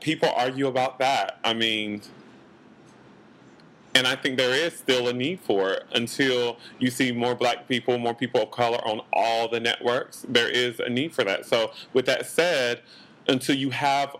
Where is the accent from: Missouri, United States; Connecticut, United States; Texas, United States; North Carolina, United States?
North Carolina, United States; also born or lived in Los Angeles; now in New York, United States; I grew up in North Carolina